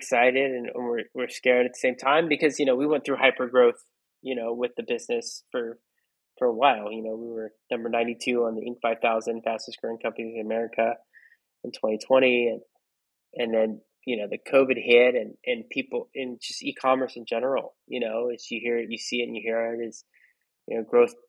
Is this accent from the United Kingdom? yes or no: no; Philippines; I'm not as young as I look. I'm Filipino